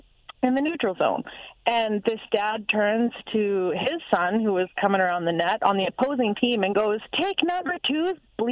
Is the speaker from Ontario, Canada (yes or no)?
no; Regina, Saskatchewan, Canada; We grew up in Regina.